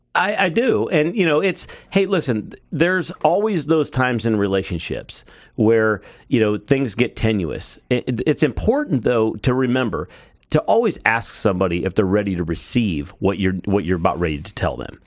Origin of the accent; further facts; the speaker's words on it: Cleveland, Ohio, United States; I'm from Cleveland